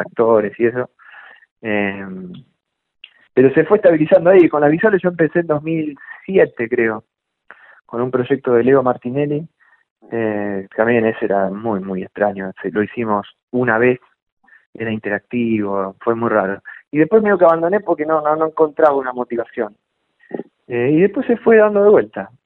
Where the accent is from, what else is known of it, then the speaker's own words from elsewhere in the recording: Chivilcoy, Buenos Aires Province, Argentina; Nací en Chivilcoy